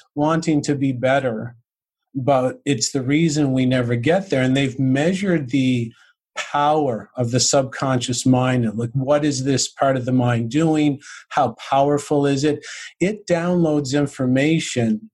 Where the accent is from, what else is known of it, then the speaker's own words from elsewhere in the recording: St. John's, Newfoundland and Labrador, Canada; now in Cornwall, Canada; I grew up in St. John's, Newfoundland, which is the east coast of Canada.